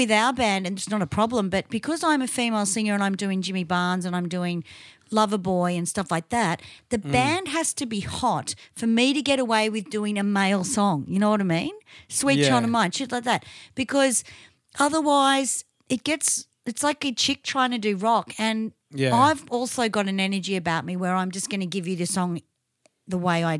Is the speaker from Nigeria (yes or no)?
no; Tasmania, Australia; born there; I was born in Tasmania, so I got out of there fast.